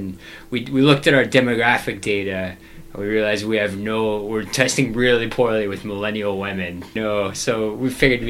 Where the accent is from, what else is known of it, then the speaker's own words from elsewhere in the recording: the South, United States; as we say down south.